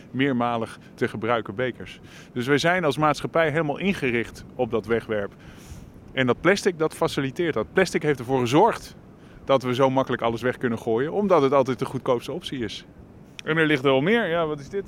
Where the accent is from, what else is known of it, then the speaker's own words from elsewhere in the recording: Leiden, South Holland, Netherlands; Ik kom uit Leiden.